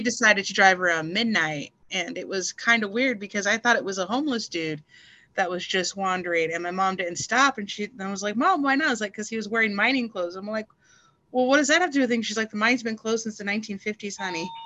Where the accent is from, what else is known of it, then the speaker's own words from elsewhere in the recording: El Paso, Texas, United States; moved away as an adult; also born or lived in the South; now in Oregon, United States; I'm originally from El Paso, Texas